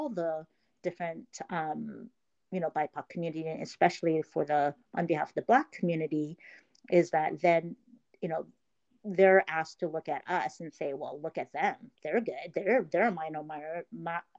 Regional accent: Midwest, United States; first language Korean; English is a second language; moved away as an adult; also born or lived in South Korea; now in Seattle, United States; I grew up in the Midwest

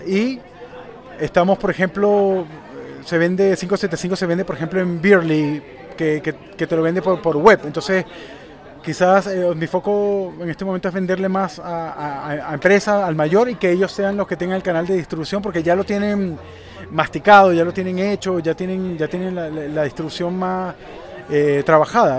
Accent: Venezuela; also born or lived in Chile; now in Santiago, Chile; yo soy venezolano, criado con cerveza industrializada caribeña, y cuando me mudé a Chile

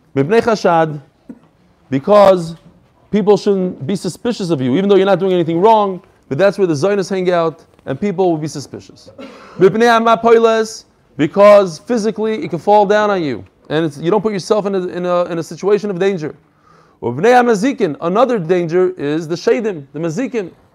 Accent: United States; moved away; I'm from America

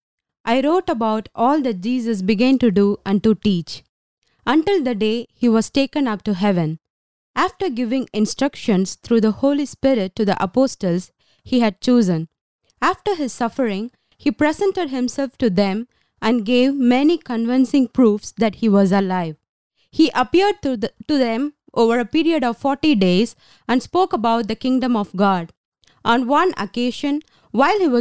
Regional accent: Tamil Nadu, India; moved away as an adult; now in Israel; I'm from south part of India, Tamil Nadu. We speak Tamil.

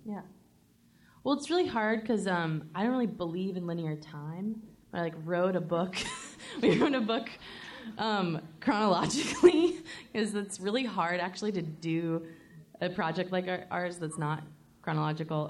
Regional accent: the South, United States; I was born and raised in the South

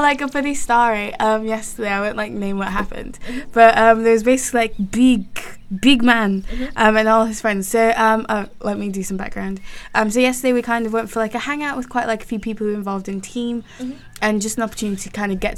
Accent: London, United Kingdom; accent: London; That's my London accent

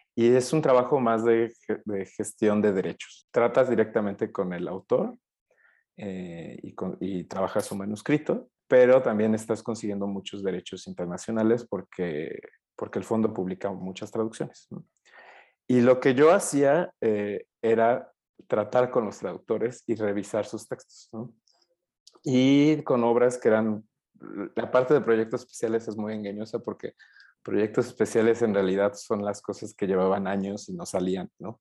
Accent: Puebla, Mexico; moved away as an adult; now in Mexico City, Mexico; soy de Puebla originalmente y vine aquí a estudiar al, DF

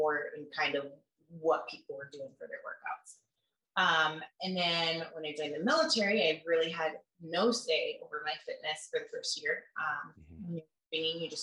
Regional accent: Kalamazoo, Michigan, United States; also born or lived in Grand Rapids, Michigan; I'm from Kalamazoo, and then I went to college and worked as a cop in Grand Rapids.

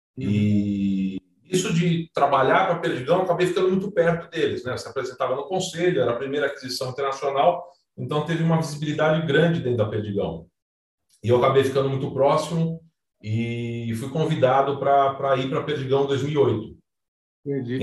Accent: São Paulo, Brazil; eu sou paulistano, é, neto de, de, italianos, filho nascido na Moca, né? Italiano e Moca combinam bastante. Uhum. Passei minha infância no, no Juventus, nadando

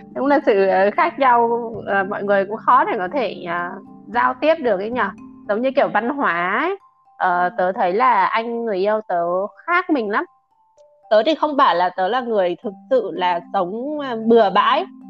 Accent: Vietnam; first language Vietnamese; mình là người việt không tiếng anh không phải ngôn ngữ đầu tiên

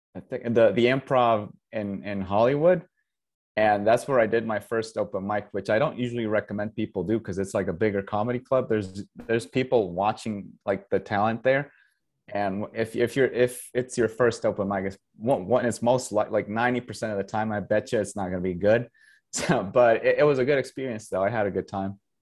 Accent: Costa Rica; first language Spanish; English is a second language; moved away as an adult; also born or lived in Canada / Michigan / Los Angeles / Southern Utah; now in Utah, United States; I grew up in Costa Rica.

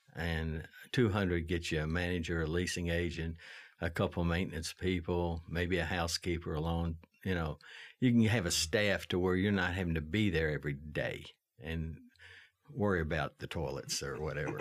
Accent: Lexington, Kentucky, United States; I was raised on Chenault Road, uh, in Le, in, uh, Chevy Chase

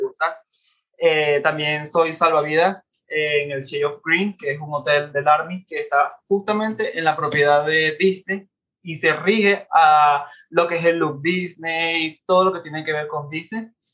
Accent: Venezuela; moved away as an adult; now in Orlando, United States; Yo vengo de Venezuela. Tengo aproximadamente viviendo en Orlando ya cuatro años.

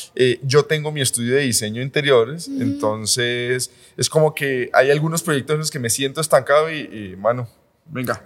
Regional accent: Palmira, Valle del Cauca, Colombia; now in Medellín, Colombia; Yo soy de Palmira, del Valle.

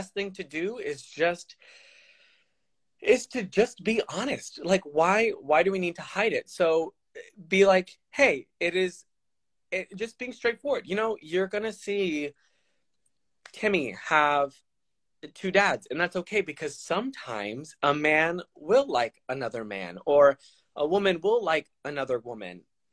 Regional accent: Texas, United States; now in Florida, United States; I'm from Texas

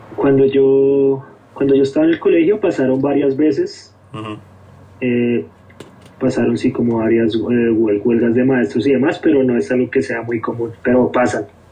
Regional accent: Bogotá, Colombia; moved away as an adult; also born or lived in Philadelphia; now in United States; mi infancia yo crecí en, el, en Bogotá, nací en Bogotá

